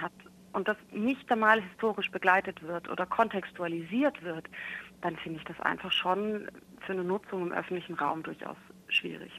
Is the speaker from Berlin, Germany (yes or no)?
no; Munich, Bavaria, Germany; ich komme aus München